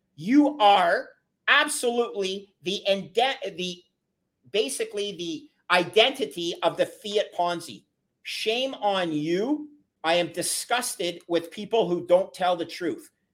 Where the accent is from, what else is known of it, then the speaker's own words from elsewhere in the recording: Canada; as a Canadian